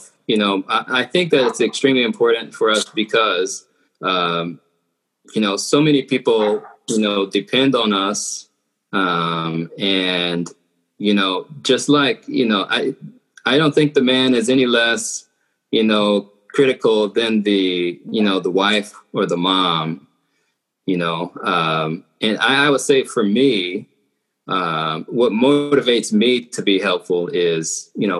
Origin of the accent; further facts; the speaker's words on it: Georgia, United States; moved away; I like to call it the bottom right corner. So I'm from Georgia